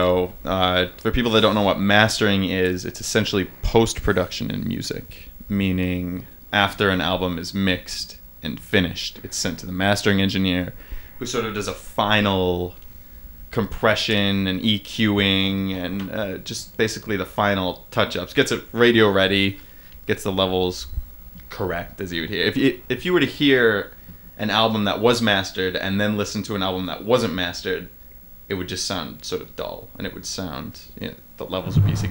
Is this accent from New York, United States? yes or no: yes; Auburn, New York, United States; moved away as an adult; also born or lived in Syracuse, New York / Oneonta, New York; now in Brooklyn, United States; I was born in Syracuse, New York, upstate, yes, sir. And grew up just outside in the city of Auburn, New York, central New York, sort of the Finger Lakes area